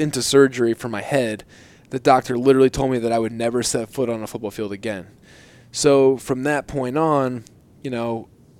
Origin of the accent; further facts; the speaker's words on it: New Jersey, United States; growing up in New Jersey